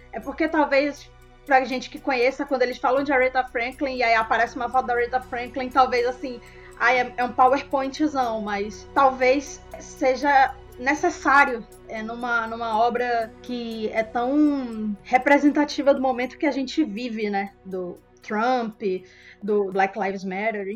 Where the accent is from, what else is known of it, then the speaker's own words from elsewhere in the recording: Manaus, Amazonas, Brazil; sou daqui de Manaus